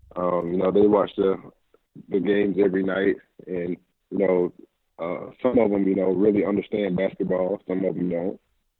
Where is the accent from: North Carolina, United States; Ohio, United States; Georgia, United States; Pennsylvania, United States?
North Carolina, United States; Charlotte; Charlotte is my hometown